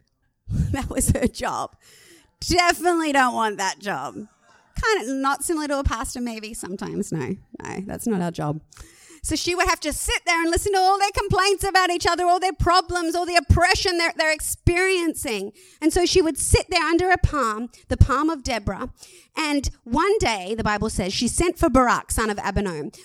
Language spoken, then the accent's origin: English; Australia; I'm an Aussie